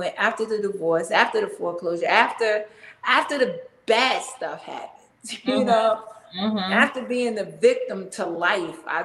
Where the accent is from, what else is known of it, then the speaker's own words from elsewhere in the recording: North New Jersey, United States; moved away as an adult; also born or lived in Washington DC metro area (DMV) / Greensboro, North Carolina; now in Atlanta, United States; I hail from North New Jersey, and I spent half my life there